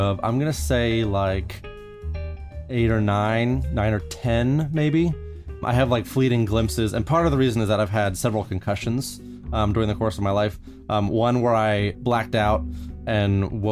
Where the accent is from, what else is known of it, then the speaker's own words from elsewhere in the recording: Columbia, Maryland, United States; now in New Jersey, United States; I was born in Columbia, Maryland.